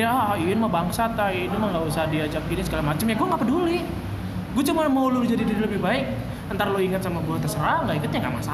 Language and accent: Indonesian; Java, Indonesia; gue kata gue anjing gue orang Jawa dong maksudnya kayak ah gila nih nggak nggak ada main wayang kayak gini